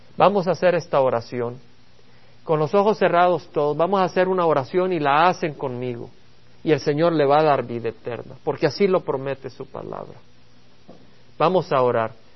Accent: El Salvador; moved away; Allá en El Salvador, la patria de donde vengo

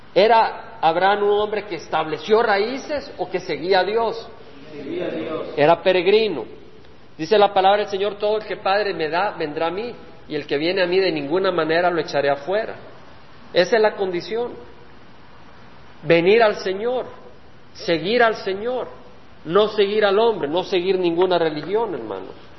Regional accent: El Salvador; moved away; Cuando yo dejé El Salvador, y vine a esta tierra, El Salvador era mi tierra

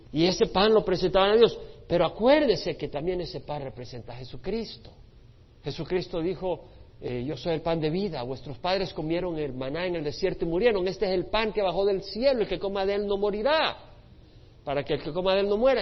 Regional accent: El Salvador; moved away; Nosotros que venimos de un país que estaba dividido en la guerra civil, los que venimos del Salvador

